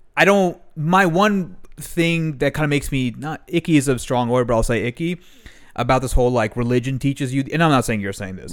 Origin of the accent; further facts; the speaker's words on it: Maryland, United States; I then went to Maryland when I was four years old, four or five years o-, years old.